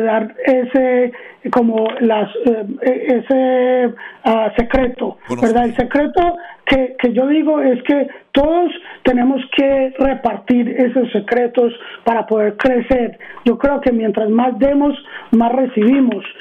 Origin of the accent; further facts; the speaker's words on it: Arizona, United States; also born or lived in Queens, New York / Medellín, Colombia (parents); Yo nací en Queens, en Nueva York, y eh, vine aquí a Arizona en el 79, tenía tres años